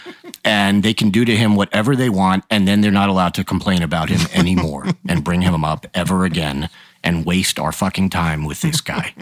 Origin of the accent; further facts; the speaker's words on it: New York, United States; as a New Yorker